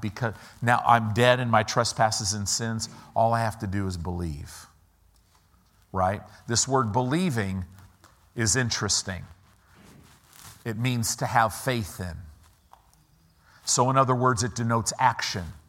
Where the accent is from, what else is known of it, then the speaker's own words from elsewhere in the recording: United States; I'm an American